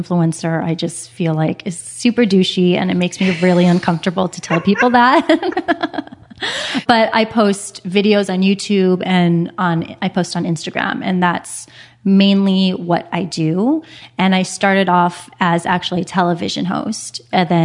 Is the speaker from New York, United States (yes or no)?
no; Hawaii, United States; moved away as an adult; also born or lived in San Francisco; now in Los Angeles, United States; I'm from Hawaii, and then I went to San Francisco for undergrad.